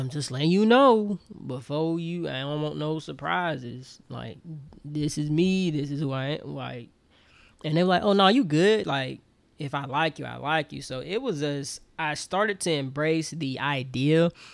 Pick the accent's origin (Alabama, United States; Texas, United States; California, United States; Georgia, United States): Alabama, United States; Auburn; moved away as an adult; also born or lived in Troy, Alabama; now in Atlanta, United States; I'm from Auburn, Alabama. Born and raised